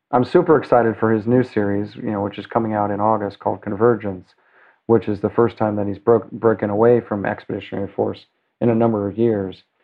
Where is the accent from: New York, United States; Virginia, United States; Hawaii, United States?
New York, United States; New York City; now in Los Angeles, United States; I'm a New Yorker